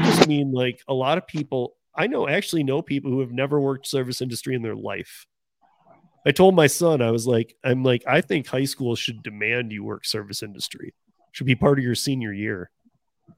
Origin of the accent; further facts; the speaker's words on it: Michigan, United States; moved away; I'm from Michigan. You and I grew up in Michigan